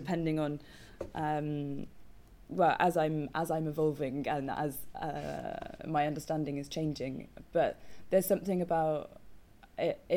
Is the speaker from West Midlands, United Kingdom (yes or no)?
yes; Coventry, West Midlands, United Kingdom; moved away as an adult; also born or lived in Dartington; I grew up in Coventry